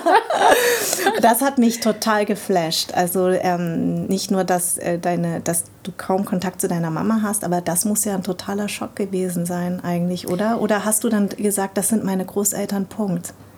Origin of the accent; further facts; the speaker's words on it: Darmstadt, Hesse, Germany; Ich bin in Darmstadt geboren und meine Eltern kommen aus Vietnam.